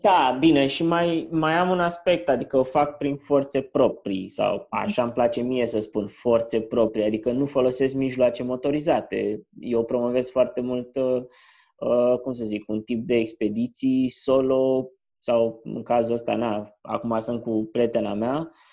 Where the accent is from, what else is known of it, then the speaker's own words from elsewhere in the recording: Piatra Neamț, Neamț County, Romania; moved away; also born or lived in Canada; Crescând la Piatra Neamț